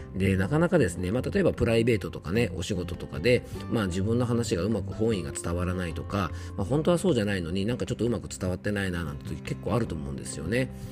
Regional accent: Yamanashi, Japan; 僕の地元山梨県出身の落語家さんんなんですね

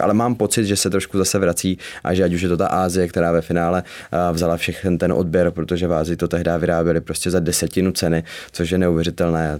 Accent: Zlín, Zlín Region, Czechia; ve Zlíně, s kama pocházím

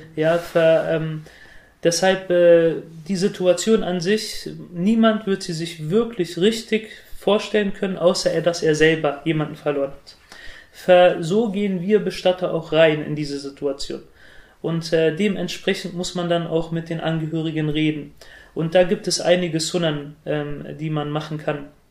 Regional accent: Germany; die jungen Muslime, so wie ich, äh, wir fühlen uns eher heimisch in Deutschland und wir würden uns auch selbst als äh, Deutsche mit arabischem oder türkischem Migrationshintergrund bezeichnen

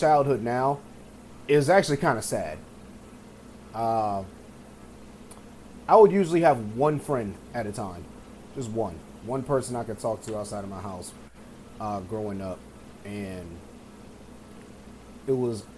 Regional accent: Michigan, United States; moved away; I had really bad asthma growing up in Michigan

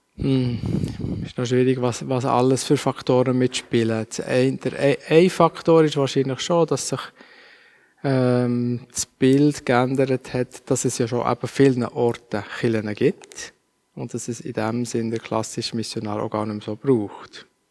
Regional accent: Basel, Basel-Stadt, Switzerland; Dann haben wir dann in Basel gewohnt, ähm, wo ich aufgewachsen bin als Kind

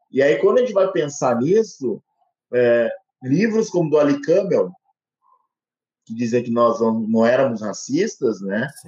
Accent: Rio Pardo, Rio Grande do Sul, Brazil; born there; now in Cravinhos, Brazil; Eu nasci no Rio Grande do Sul, aqui em Rio Pardo, que é uma cidade histórica, que vem decaindo a população desde os anos 80.

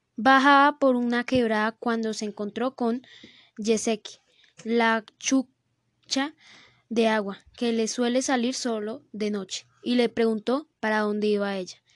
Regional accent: Colombia; en el norte de nuestro país, Colombia

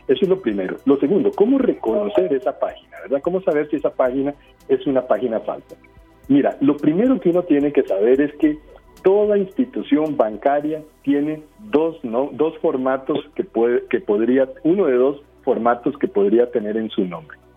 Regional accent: Costa Rica; como ticos

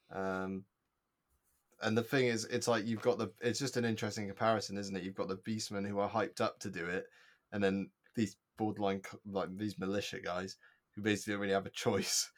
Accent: United Kingdom; as a British child, we're brought up on the fact that, uh, the Battle of Britain happened

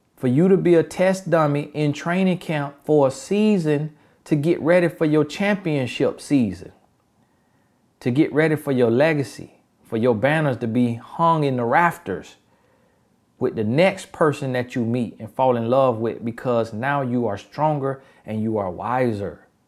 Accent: United States; accent: Ebonics; country; first language Ebonics (African American Vernacular English); My first language is Ebonics.

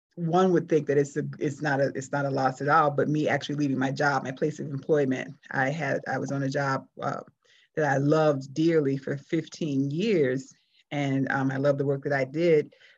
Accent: South Florida, United States; moved away as an adult; since I I left South Florida, which was in the early '90s, I'm I'm I still call Florida home. That's my hometown

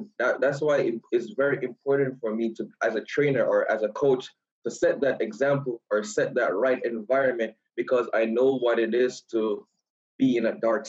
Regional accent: Kingston, Jamaica; moved away as an adult; also born or lived in Kansas, United States; I was born and raised in Kingston, Jamaica.

